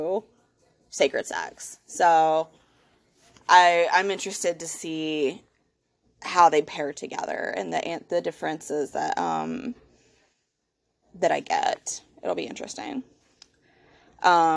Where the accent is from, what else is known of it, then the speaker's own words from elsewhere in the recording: the Bible Belt, United States; I was born and raised here in the Bible Belt